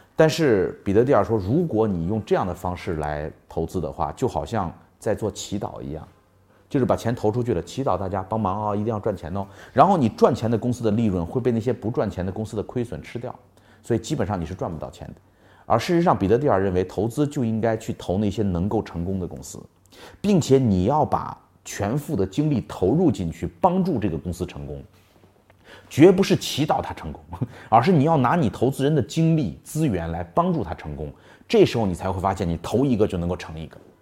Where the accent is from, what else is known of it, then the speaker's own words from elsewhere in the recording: China; 我们中国人做生意老喜欢做产品